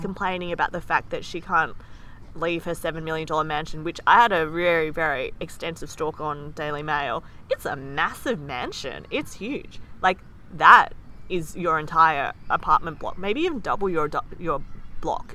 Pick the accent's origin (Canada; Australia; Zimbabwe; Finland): Australia; both of us are born in Australia